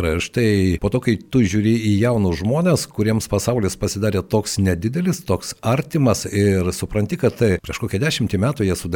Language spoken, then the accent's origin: Lithuanian; Lithuania; mes lietuviai esame kartais labai savikritiški